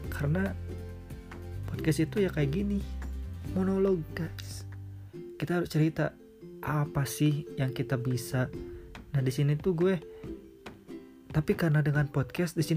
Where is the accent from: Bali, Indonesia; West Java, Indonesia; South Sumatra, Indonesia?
West Java, Indonesia; Sukabumi; gue lahir di Sukabumi gue besar di Sukabumi ya kalian tahu Sukabumi kota mochi guys